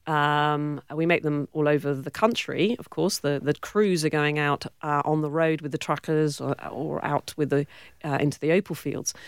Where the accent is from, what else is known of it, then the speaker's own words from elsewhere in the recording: Cornwall, South West England, United Kingdom; accent: British; moved away as an adult; also born or lived in Warwick, England; now in Western Australia, Australia; I grew up in Cornwall, yep. uh, the southwest of uh, England